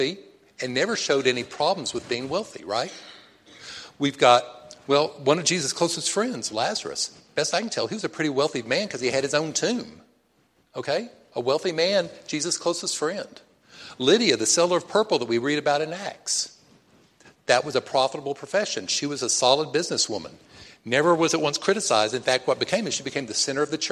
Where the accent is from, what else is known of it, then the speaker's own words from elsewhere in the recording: Texas, United States; I'm from Texas.